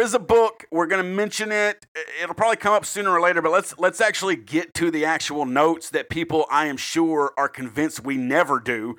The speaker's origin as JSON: {"language": "English", "region": "South Carolina", "country": "United States", "tie": "born or raised there", "said": "I'm a South Carolina boy."}